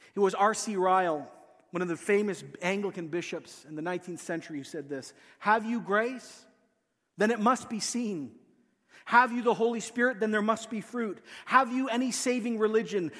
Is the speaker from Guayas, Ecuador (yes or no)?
no; Quito, Pichincha, Ecuador; moved away; I grew up in a city called Quito